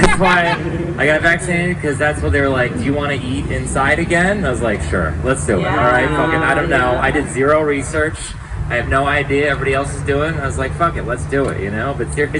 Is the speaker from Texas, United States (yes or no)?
yes; Texas, United States; I'm from Texas.